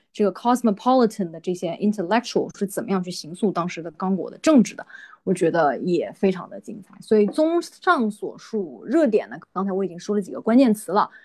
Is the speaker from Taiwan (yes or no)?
no; China; moved away; 我们在中国成长的，中国接受，算是这种，呃，义务教育吧，成长起来本科，本科也是在国内读的